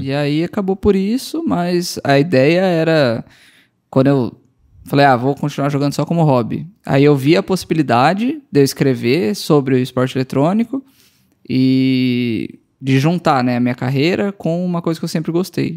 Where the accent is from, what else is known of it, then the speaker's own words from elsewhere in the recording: Campo Grande, Mato Grosso do Sul, Brazil; moved away as an adult; also born or lived in Bragança Paulista / Goiânia; eu fui morar em Campo Grande com cinco anos e fiquei lá até. Fiz faculdade lá, formei